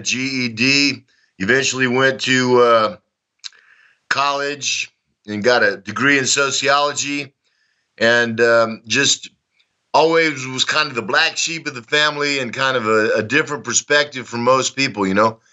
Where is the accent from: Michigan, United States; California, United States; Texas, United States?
Texas, United States; accent: Texan; moved away as an adult; also born or lived in Dallas; now in Donetsk, Ukraine; I was I was born in Texas in 1960. Um, I grew up during the time of the Civil Rights Movement, the Vietnam War. I lived in Dallas when JFK was murdered.